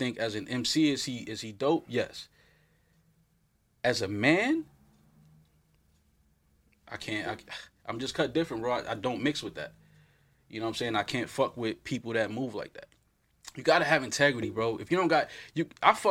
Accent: New York City, New York, United States; I'm from Uptown, black kid

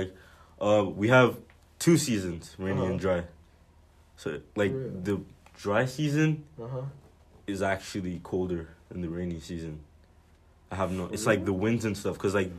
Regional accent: Lagos, Nigeria; now in United States; So, I'm from this place called Lagos. It's like the south.

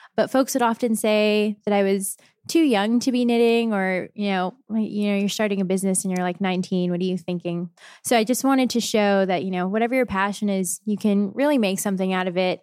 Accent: San Jose, California, United States; now in Portland, United States; I'm from San Jose, California. So right in the middle of the Bay Area.

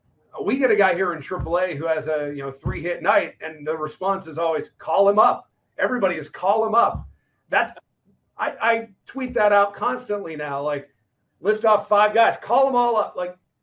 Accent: Pittsburgh, Pennsylvania, United States; I grew up in the Pittsburgh area.

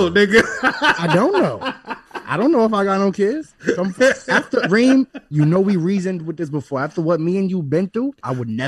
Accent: Cleveland, Ohio, United States; Before that, I grew up on Dumont in Cleveland.

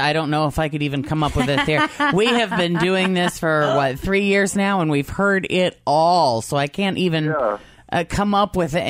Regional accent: Peoria, Illinois, United States; born or raised there

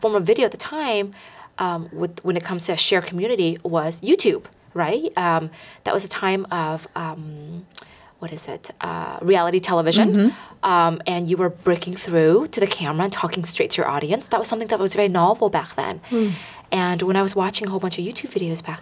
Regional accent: Bay Area, California, United States; Growing up in the Bay Area

